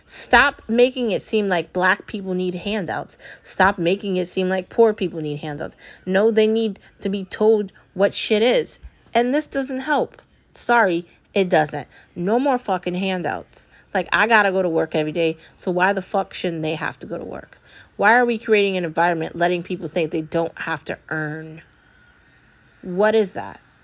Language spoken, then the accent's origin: English; United States; I'm an American. My mom's an American